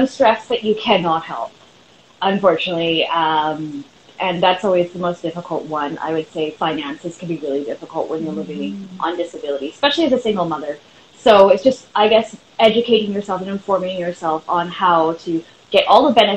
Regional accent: Vancouver, British Columbia, Canada; I'm from Vancouver, British Columbia, Canada

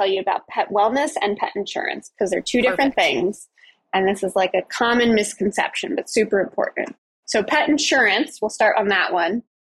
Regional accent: Colorado, United States; I am from Colorado, and I grew up with cats and dogs

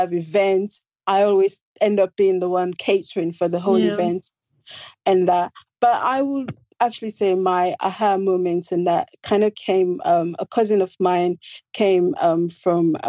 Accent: Sierra Leone; moved away as an adult; now in Kent, United Kingdom; I was born and raised in Sierra Leone, and I left Sierra Leone when I was about 18, came to the UK to continue my education.

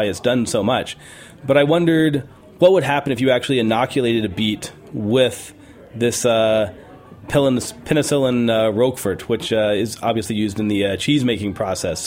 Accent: New Mexico, United States; now in Big Sur, United States; growing up in New Mexico

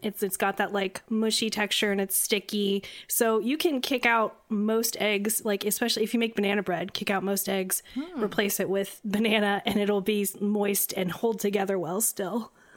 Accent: Midwest, United States; I'm from the Midwest, I'm just used to seeing so much corn and beans

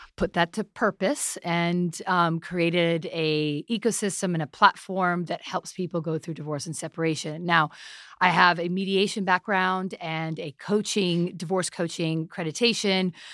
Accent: New York City, New York, United States; I'm a half Pakistani, half Italian, born in New York City

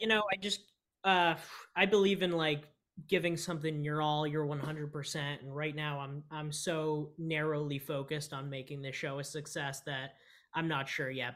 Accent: California, United States; moved away; I come from California, you know, and, and I've worked on Hall of Flowers

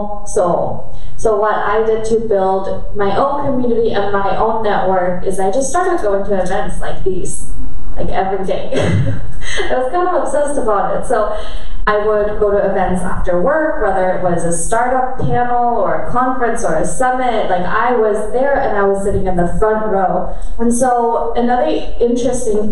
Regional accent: Germany; I grew up in Germany, and I'm half Korean

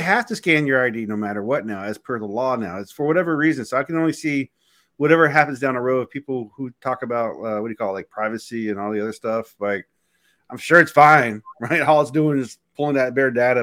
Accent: United States; being American

